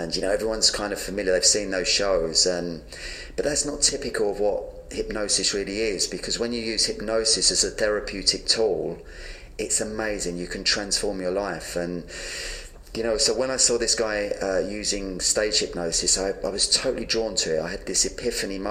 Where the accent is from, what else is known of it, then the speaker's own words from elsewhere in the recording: London, United Kingdom; I was born in London and, you know, I had a very dysfunctional childhood. I grew up in a very violent, messed up home